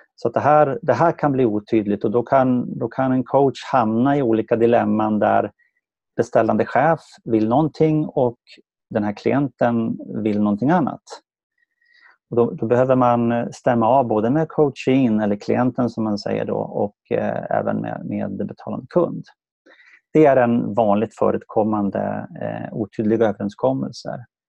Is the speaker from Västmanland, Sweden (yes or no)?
yes; Sala, Västmanland, Sweden; now in Värmdö, Sweden; kommer jag från Sala i Västmanland